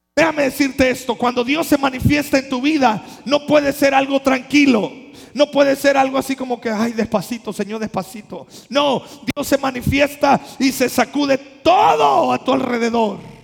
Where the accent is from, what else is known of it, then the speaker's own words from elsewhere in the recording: Mexico; accent: costeño; De por sí somos costeños, no se nos entiende el español. Ahora hablando otras lenguas. Yo hasta para cuando quiero hablar inglés soy costeño